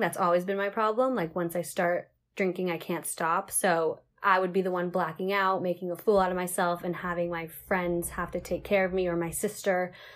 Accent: Seattle, Washington, United States; moved away as an adult; now in Central Coast, California, United States; I'm from Seattle originally, like the Seattle area, but I moved down to the central coast of California to go to college

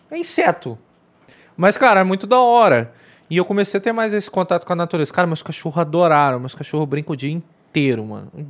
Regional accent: Rio de Janeiro, Brazil; a gente é carioca

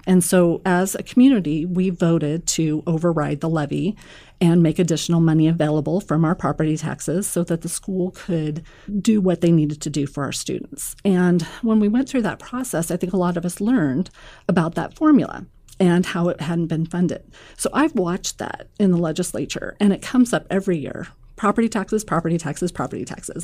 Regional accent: Omaha, Nebraska, United States; I'm from Millard

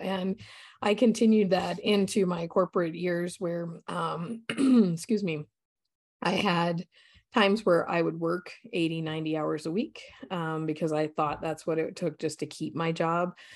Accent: Colorado, United States; I grew up in Colorado, so beautiful state. I grew up in the mountains

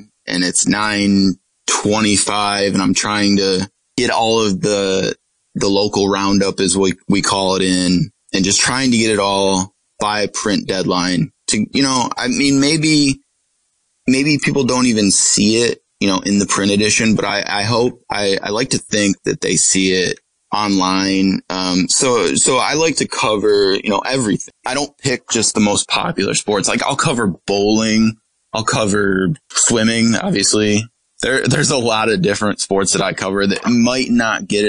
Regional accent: Corning, New York, United States; When I was growing up in Corning

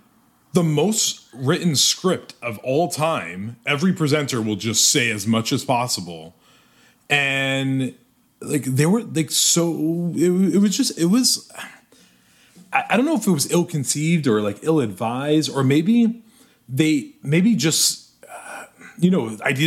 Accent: New York, United States; I'm from New York

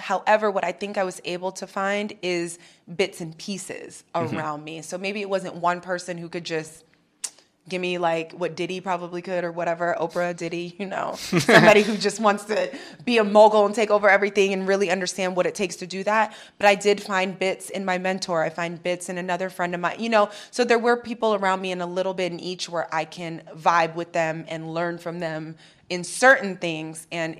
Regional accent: New York, United States; I was raised Christian in New York. I got really lost. You can get lost out there.

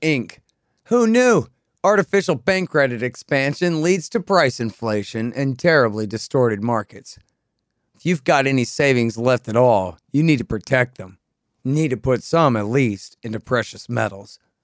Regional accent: Texas, United States; as a Texan and an American

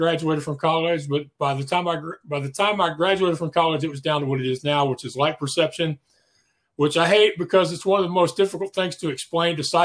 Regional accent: Spring, Texas, United States; I'm from Spring, Texas, which is the same general area. I've lived here most of my life. Went through elementary, junior high, and high school here

